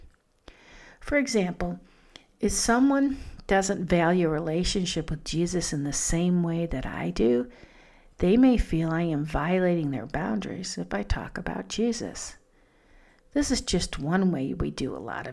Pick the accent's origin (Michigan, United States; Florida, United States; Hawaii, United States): Michigan, United States; Detroit; I grew up in Detroit in an unsafe neighborhood.